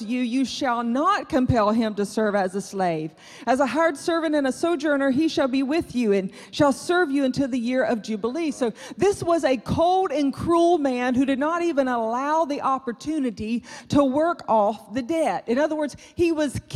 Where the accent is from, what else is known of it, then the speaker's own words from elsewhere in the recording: South Georgia, United States; I grew up in South Georgia